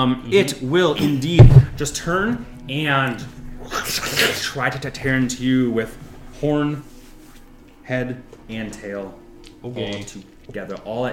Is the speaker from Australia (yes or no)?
no; India; That's okay. I'm Indian. It's fine.